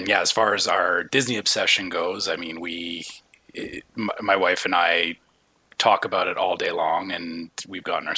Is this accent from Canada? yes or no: yes; Canada; I am the Canadian chapter of this podcast